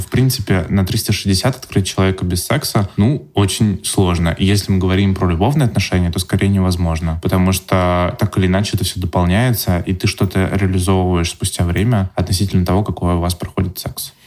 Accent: Yaroslavl, Yaroslavl Oblast, Russia; в моём родном городе Ярославля

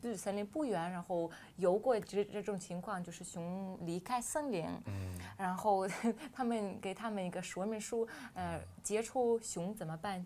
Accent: Kazan, Tatarstan, Russia; Chinese is a second language; moved away; 我来自哈山湾

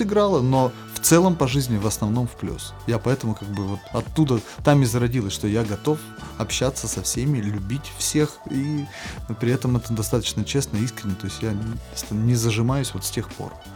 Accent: Perm, Perm Krai, Russia; accent: Perm dialect (пермский говор); моего пермского говора, который до сих пор еще проскакивает

